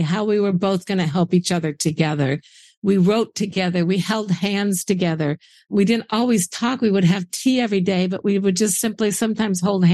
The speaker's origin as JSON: {"language": "English", "region": "Indiana", "country": "United States", "tie": "born or raised there", "said": "I grew up in Indiana"}